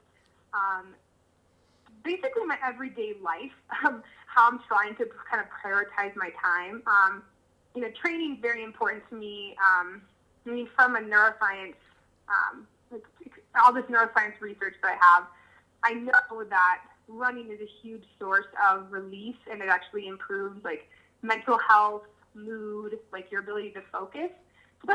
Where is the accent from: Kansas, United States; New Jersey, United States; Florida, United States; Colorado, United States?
Colorado, United States; I grew up in Colorado, grew up camping, and loved the mountains.